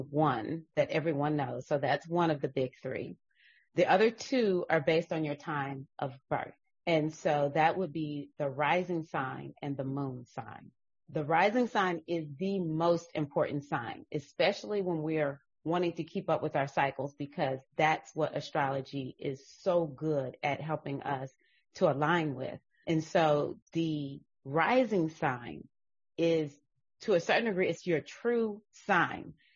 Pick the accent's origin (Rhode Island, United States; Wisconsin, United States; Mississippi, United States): Mississippi, United States; moved away as an adult; also born or lived in Atlanta, Georgia; I was raised up in the 70s and the 80s and so there was, was no questioning that. I, I'm from Mississippi.